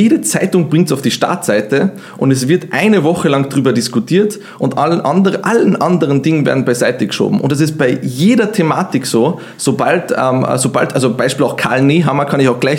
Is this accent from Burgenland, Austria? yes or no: no; Vienna, Austria; Wien ist meine Heimat, würde ich auch sagen.